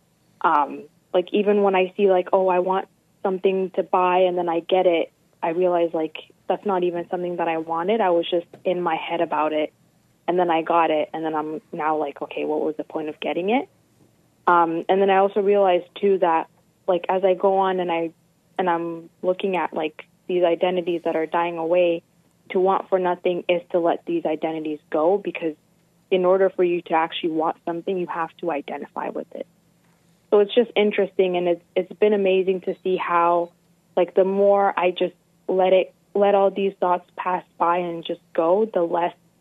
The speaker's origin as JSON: {"language": "English", "country": "Canada", "said": "I'm actually from Canada"}